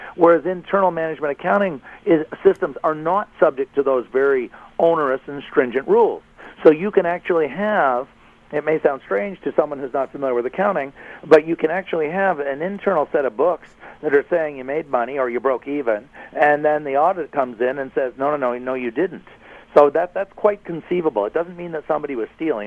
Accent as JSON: {"language": "English", "town": "Ottawa", "region": "Ontario", "country": "Canada", "said": "I'm obviously from Ottawa"}